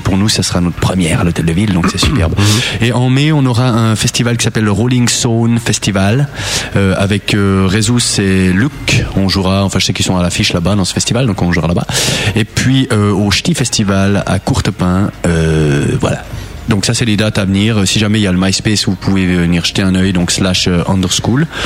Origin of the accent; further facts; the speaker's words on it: Bulle, Fribourg, Switzerland; chez nous en Gruyère